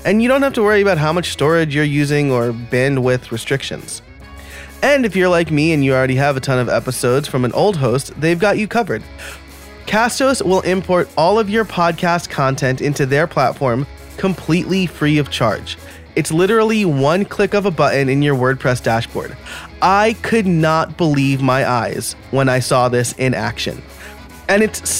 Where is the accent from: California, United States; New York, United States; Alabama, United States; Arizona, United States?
New York, United States; also born or lived in Scranton, Pennsylvania; now in Philadelphia, United States; I'm from New York, but I live in Philly or near Philly